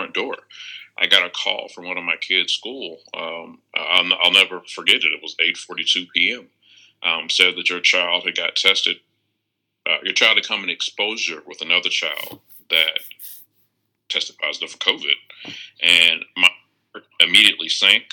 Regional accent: Tallahassee, Florida, United States; moved away as an adult; now in Tampa, United States; From the northern part, Tallahassee, migrated down to Tampa, been in the Tampa Bay area for, oh my gosh, probably about 15 years now

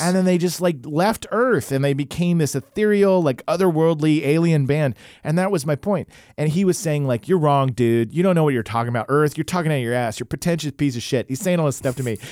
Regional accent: Oklahoma, United States; I was growing up in Oklahoma

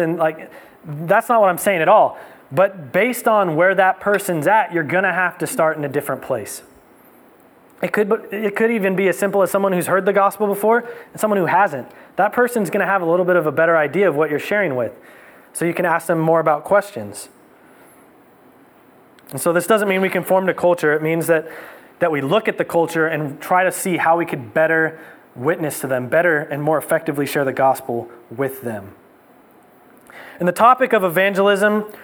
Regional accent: Livermore, California, United States; growing up in Livermore

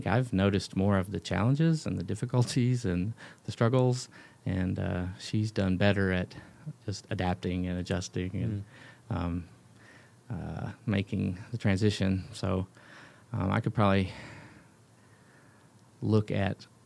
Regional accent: the South, United States; moved away as an adult; now in Ethiopia; growing up in the South in church life

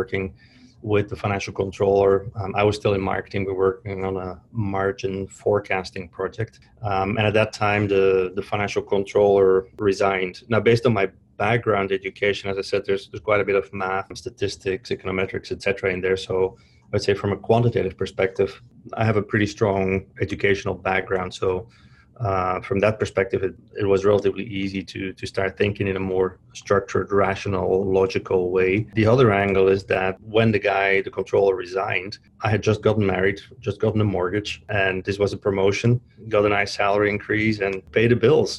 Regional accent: Flanders, Belgium; moved away as an adult; Born and raised in Belgium, so the Flemish-speaking part of Belgium near Antwerp

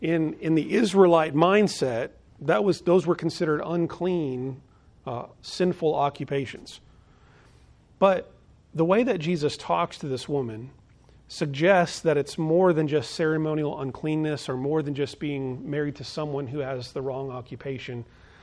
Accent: Phoenix, Arizona, United States; In fact, where I grew up in Phoenix, Arizona, most of the homes were in like neighborhoods

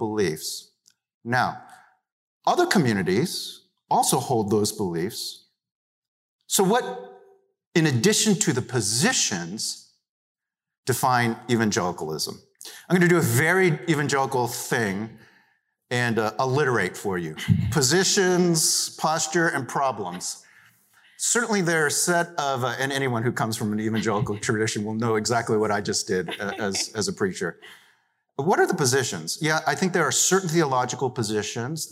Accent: Pennsylvania, United States; born or raised there; also born or lived in New York City, New York, United States

